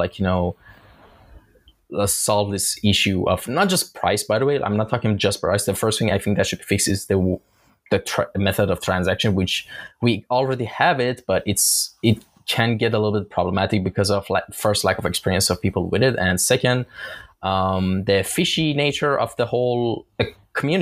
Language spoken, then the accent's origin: English; Iran; now in Istanbul, Turkey; In my home country is actually Iran. I'm Iranian, and I'm just based in Istanbul.